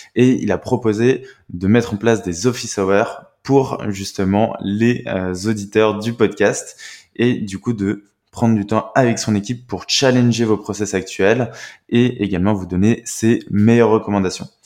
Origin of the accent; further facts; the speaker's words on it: France; en tant que Français